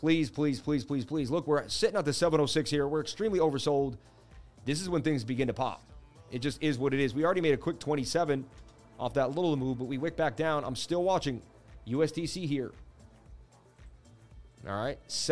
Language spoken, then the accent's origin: English; United States; I'm American, man. I was born in America.